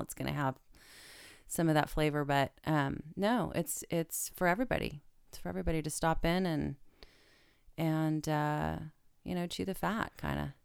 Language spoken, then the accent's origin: English; Stockton, California, United States; it's my hometown